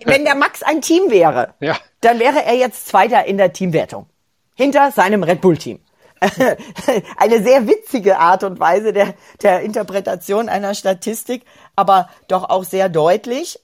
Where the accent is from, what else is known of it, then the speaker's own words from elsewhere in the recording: Germany; hier bei uns in Deutschland